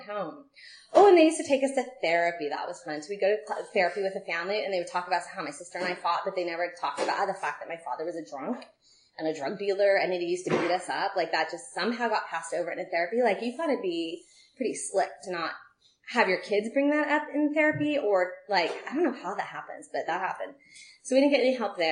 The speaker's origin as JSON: {"language": "English", "town": "Castro Valley", "region": "California", "country": "United States", "tie": "born or raised there", "said": "I grew up in Castro Valley"}